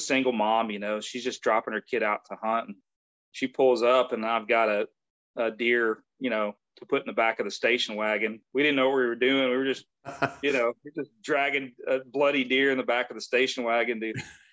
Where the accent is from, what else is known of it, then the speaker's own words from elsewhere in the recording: West Tennessee, United States; moved away; I grew up in West Tennessee